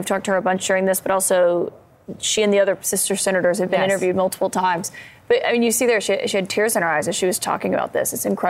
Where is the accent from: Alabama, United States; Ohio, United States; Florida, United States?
Alabama, United States; I'm from Alabama.